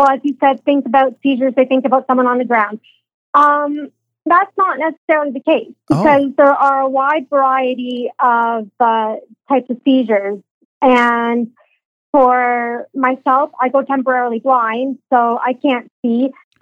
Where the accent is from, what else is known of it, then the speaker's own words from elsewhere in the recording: Aurora, Ontario, Canada; now in Newmarket, Canada; I grew up in Aurora, again, right next door